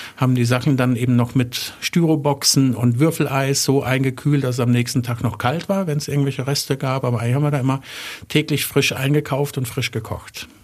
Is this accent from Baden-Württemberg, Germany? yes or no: yes; Wertheim, Baden-Württemberg, Germany; ich komme aus Wertheim, habe da mein Abi gemacht, war da auf der Schule